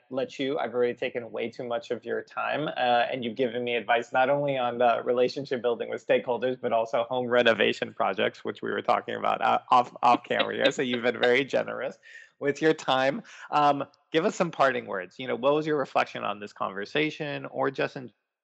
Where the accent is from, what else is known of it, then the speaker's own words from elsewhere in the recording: Florida, United States; I grew up in Florida